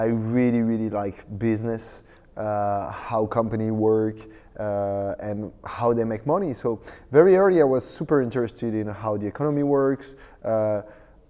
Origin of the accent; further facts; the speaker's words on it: France; I'm French, actually, because I'm born and raised in France